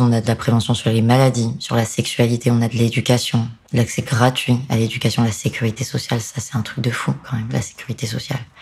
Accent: France; en tant que français

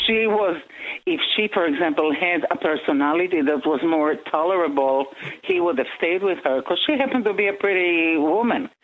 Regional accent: Israel; moved away; I'm from Israel

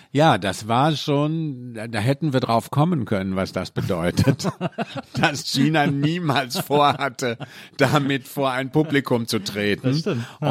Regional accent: Mülheim an der Ruhr, North Rhine-Westphalia, Germany; moved away; also born or lived in Cologne; bin aus dem Ruhrpott, also aus München. Müller am Ruhr

